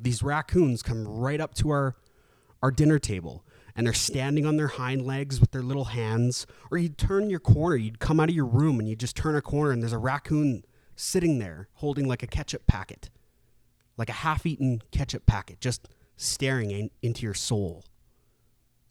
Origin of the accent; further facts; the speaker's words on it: Canada; my native tongue back now that I'm back in Canada.